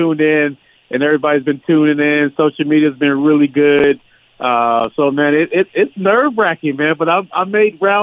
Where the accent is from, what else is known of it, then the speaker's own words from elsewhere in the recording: California, United States; I'm from Cali